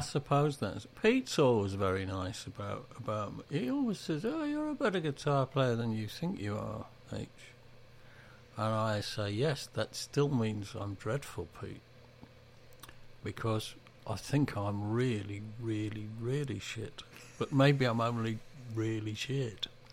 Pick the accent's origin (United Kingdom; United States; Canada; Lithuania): United Kingdom; England; When I was growing up in the Industrial Revolution, um, it was all about Danish bacon. You used to get adverts on telly for it. You did? In England